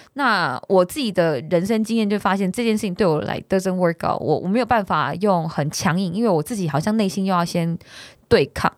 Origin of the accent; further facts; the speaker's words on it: Taiwan; 我自己是台湾人的思维